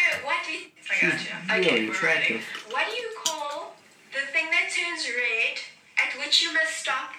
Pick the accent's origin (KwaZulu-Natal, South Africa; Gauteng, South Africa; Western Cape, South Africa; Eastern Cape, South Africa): Gauteng, South Africa; Johannesburg; I'm from Johannesburg, South Africa